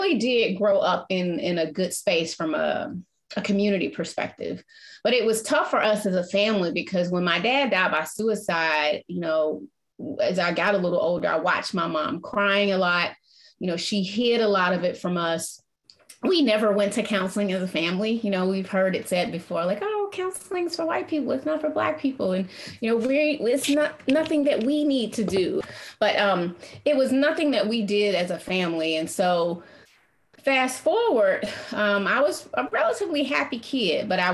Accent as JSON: {"language": "English", "town": "Atlanta", "region": "Georgia", "country": "United States", "tie": "born or raised there", "said": "growing up in Atlanta was a special place"}